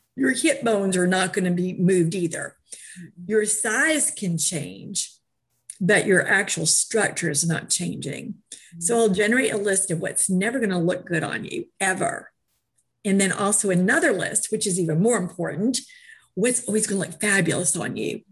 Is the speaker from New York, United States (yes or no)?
yes; New York, United States; moved away; also born or lived in Georgia; I was raised in New York, and art was a program from kindergarten up